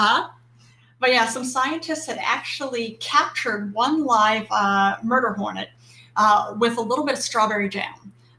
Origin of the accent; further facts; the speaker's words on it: New York City, New York, United States; I'm from New York City.